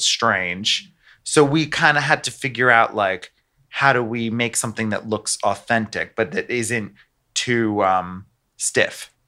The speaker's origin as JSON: {"language": "English", "country": "United States", "moved": "yes", "said": "I'm American"}